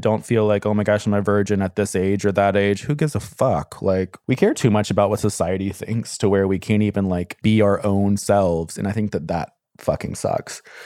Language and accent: English; Memphis, Tennessee, United States; I grew up in Tennessee